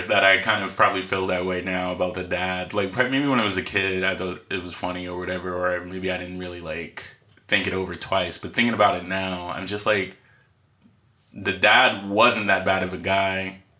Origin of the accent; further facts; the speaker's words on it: United States; growing up in America. Well, it used to be, not anymore so much, but like growing up in like. The 80s and the 90s and like the 2000s a little.